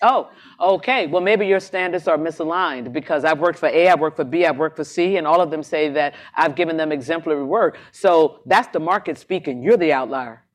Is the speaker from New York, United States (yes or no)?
no; Jacksonville, Florida, United States; moved away as an adult; I come from Jacksonville, Florida